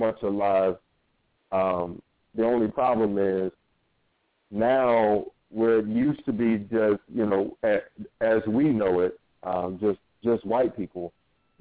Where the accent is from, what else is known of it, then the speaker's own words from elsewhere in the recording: Norfolk, Virginia, United States; I grew up in Norfolk, Virginia.